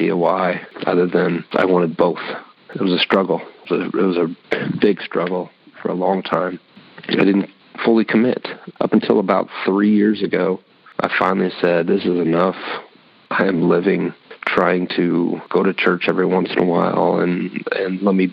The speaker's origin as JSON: {"language": "English", "town": "Fort Wayne", "region": "Indiana", "country": "United States", "moved": "yes", "lives_now": "Indianapolis, United States", "said": "I'm originally from Fort Wayne, Indiana. Moved to 317 to Indianapolis, Indiana about 20 years ago"}